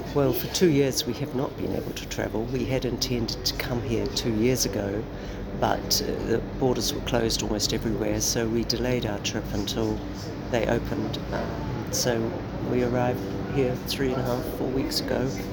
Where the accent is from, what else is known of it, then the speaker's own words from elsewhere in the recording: New Zealand; I'm from New Zealand.